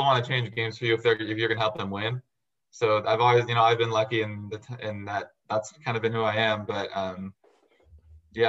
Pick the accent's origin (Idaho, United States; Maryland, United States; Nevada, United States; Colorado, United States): Nevada, United States; Las Vegas; also born or lived in San Diego, California; I was born in San Diego, California. We moved to Vegas when I was 10. And we've been here ever since